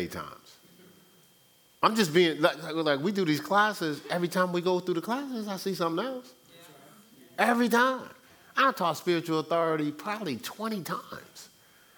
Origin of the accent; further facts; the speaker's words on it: Newark, New Jersey, United States; my hometown, Newark, New Jersey.